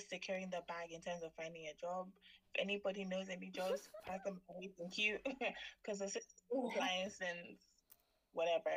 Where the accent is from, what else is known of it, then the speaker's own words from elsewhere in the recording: Ghana; I am from Ghana